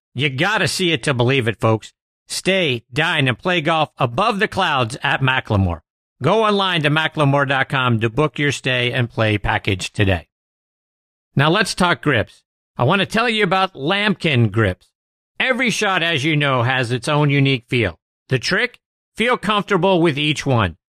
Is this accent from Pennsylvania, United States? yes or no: yes; Pittsburgh, Pennsylvania, United States; my hometown of Pittsburgh